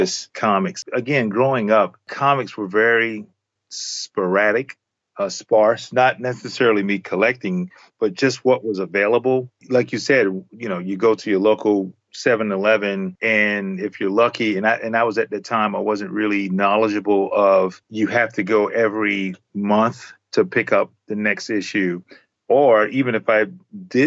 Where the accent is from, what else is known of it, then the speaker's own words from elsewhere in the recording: the South, United States; as a young African-American kid growing up in the South